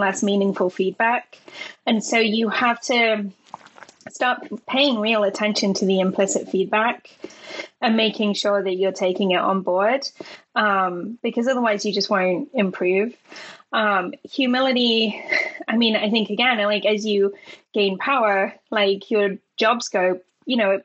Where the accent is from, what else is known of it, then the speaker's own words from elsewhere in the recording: Leicester, East Midlands, United Kingdom; moved away as an adult; now in Cork, Ireland; I'm from not London, for your American listeners. For Europeans, I'm from a place called Leicester